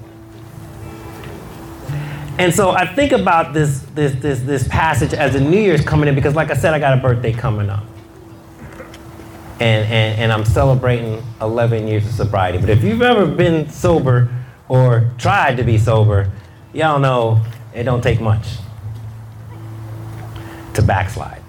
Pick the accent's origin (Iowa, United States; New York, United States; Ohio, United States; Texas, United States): New York, United States; New York City; I grew up in Queens in New York